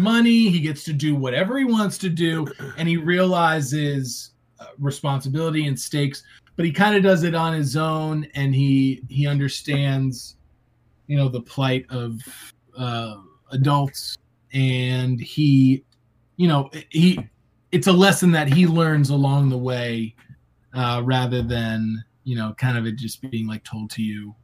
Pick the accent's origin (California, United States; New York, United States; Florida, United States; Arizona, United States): Florida, United States; a Florida man. Grew, I grew up in Florida